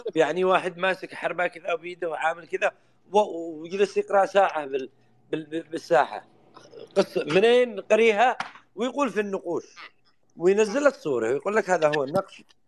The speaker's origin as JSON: {"language": "Arabic", "country": "Yemen", "said": "عندنا باليمن"}